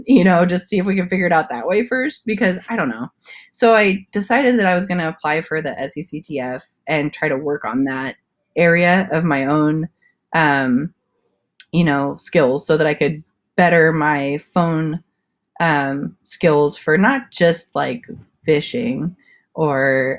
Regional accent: South Africa; moved away as an adult; also born or lived in Santa Cruz, California; now in California, United States; I was born and raised in South Africa, and I spent my preteen years in Santa Cruz, California. And then I moved back to South Africa, and I did eighth grade through college. And then I moved back to California after that, at the age of 19

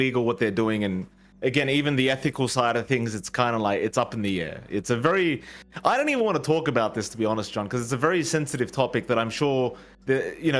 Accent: Australia; I was born in Australian, in Australia

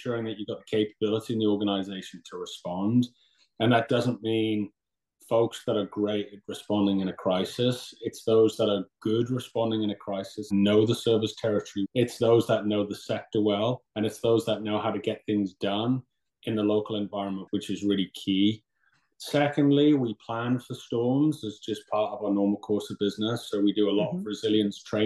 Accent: Newcastle upon Tyne, North East England, United Kingdom; moved away as an adult; also born or lived in London / Syracuse; now in New York, United States; I'm originally from Newcastle, England, in the Northeast

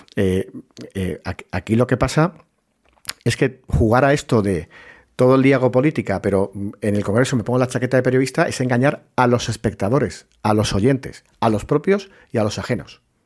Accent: Puerto Real, Andalusia, Spain; moved away; cuando fui era pequeño, en mi pueblo, en Puerto Real, en la Bahía de Cádiz

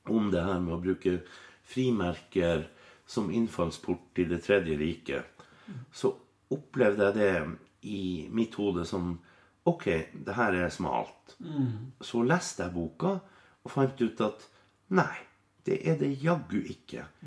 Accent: Finnmark, Norway; i Finnmark, der jeg er fra

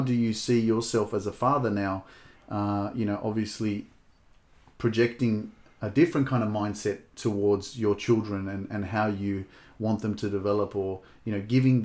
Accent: Sydney, New South Wales, Australia; grew up in Lekemba.

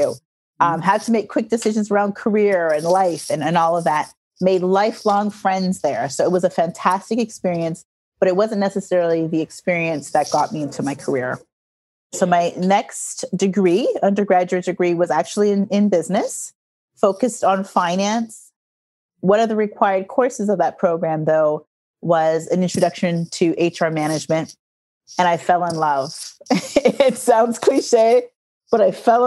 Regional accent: Toronto, Ontario, Canada; I was born and raised in Toronto, Canada.

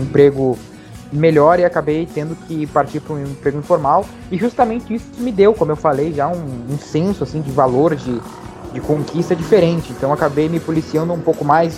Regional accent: Rio Grande, Rio Grande do Sul, Brazil; moved away as an adult; now in Portugal; sou natural de Rio Grande, sul do Rio Grande do Sul

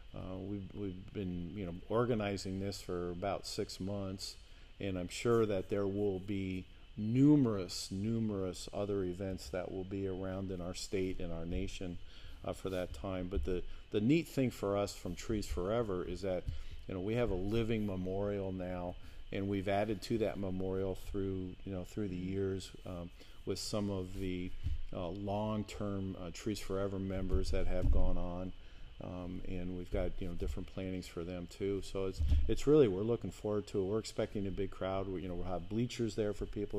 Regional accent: outside New York City, New Jersey, United States; moved away; I grew up outside of New York City in New Jersey

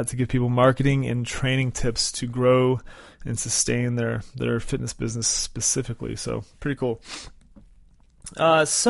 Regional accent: West Virginia, United States; where I was born in West Virginia

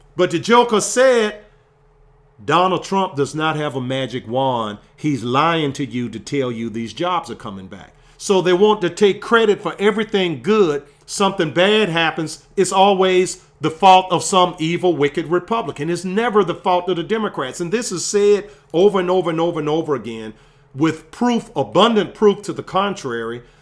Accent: Virginia, United States; my home state of Virginia

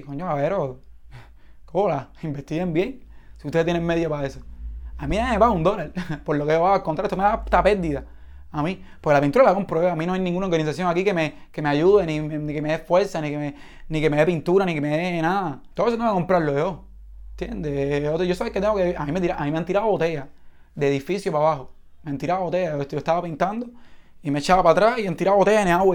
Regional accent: Cuba; mi país

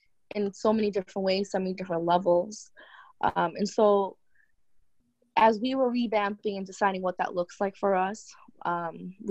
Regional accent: New York City, New York, United States; we're from Queens, New York, and initially this was a hot zone out here, especially where we live.

